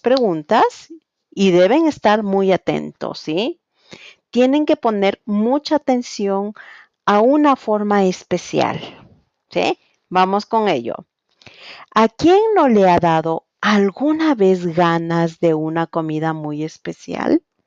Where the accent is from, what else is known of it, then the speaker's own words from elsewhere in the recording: Quito, Pichincha, Ecuador; soy de Quito, Ecuador